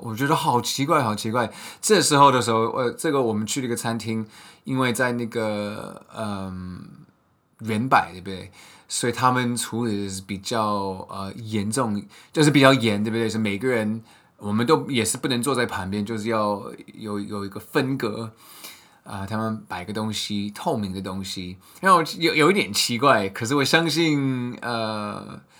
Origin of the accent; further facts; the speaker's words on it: United States; moved away; 我们在美国出生的人